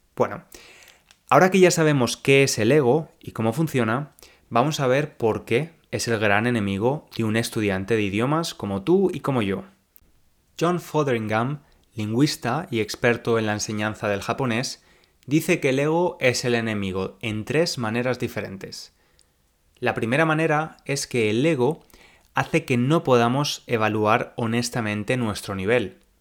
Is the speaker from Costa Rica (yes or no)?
no; Spain; accent: Spanish; now in England; no tengo un acento similar al de un nativo tengo un acento claramente español